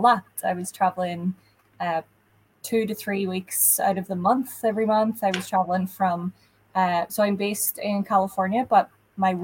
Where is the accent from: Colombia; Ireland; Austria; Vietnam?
Ireland; now in United States; regional words that we wouldn't particularly use in Ireland. Sometimes I get caught out when I go home